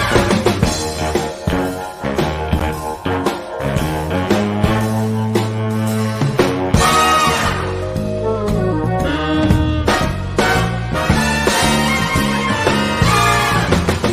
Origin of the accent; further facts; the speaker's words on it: Richlands, North Carolina, United States; James and I grew up in a small town called Richlands, North Carolina